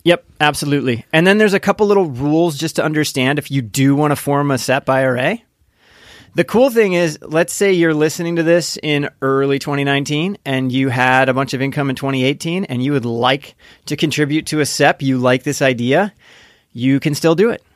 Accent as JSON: {"language": "English", "region": "Indiana", "country": "United States", "tie": "born or raised there", "said": "I grew up in Indiana"}